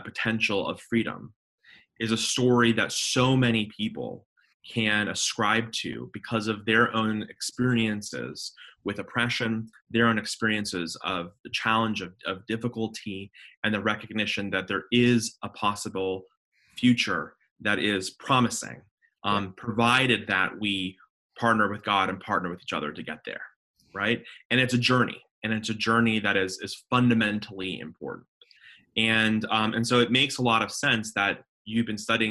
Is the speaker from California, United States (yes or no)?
no; Denver, Colorado, United States; moved away as an adult; also born or lived in Jerusalem / Dallas, Texas; now in Charlotte, United States; I grew up in Denver, Colorado, was born and raised